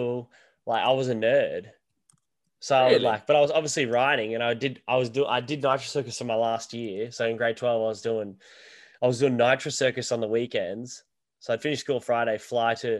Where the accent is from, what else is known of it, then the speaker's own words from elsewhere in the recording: Sunshine Coast, Queensland, Australia; also born or lived in Wodonga, Victoria; So I moved up to with my mum's mum, my nan, in Queensland, where I live right now. So the Sunshine Coast, we moved up there when I was, it would have been grade one or so.